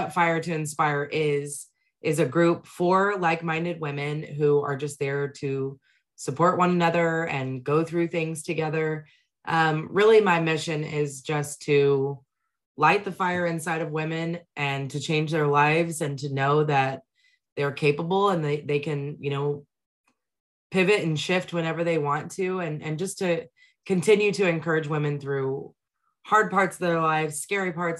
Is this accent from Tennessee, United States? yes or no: no; Texas, United States; I'm from Texas